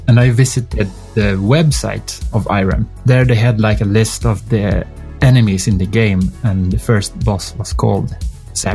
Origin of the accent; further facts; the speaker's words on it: Sweden; accent: Swedish; that's just my Swedish accent.